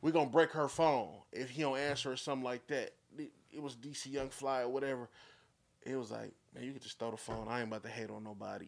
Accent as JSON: {"language": "English", "town": "Flint", "region": "Michigan", "country": "United States", "said": "I'm from the north side. This is the north side right here. This the south of Flint"}